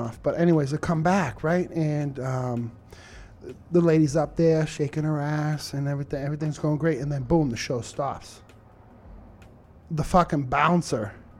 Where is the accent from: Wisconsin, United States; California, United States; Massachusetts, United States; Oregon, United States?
Massachusetts, United States; Lowell; me growing up in Lowell